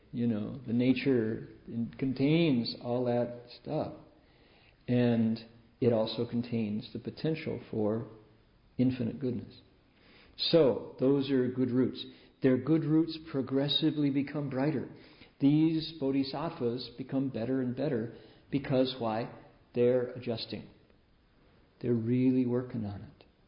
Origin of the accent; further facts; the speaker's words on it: Toledo, Ohio, United States; Growing up in Toledo